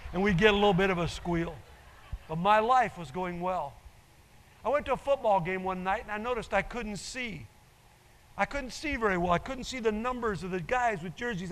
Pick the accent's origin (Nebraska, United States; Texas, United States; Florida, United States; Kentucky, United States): Nebraska, United States; I grew up in Nebraska, and so I'm a cornhusker